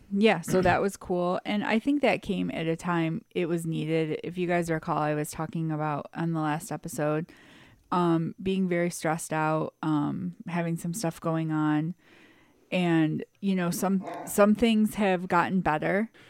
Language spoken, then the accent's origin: English; United States; I am proud to be from America.